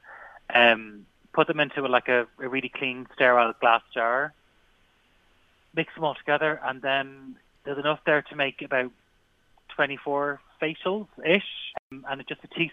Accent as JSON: {"language": "English", "country": "Ireland", "said": "we're Irish people. We all make cabbage"}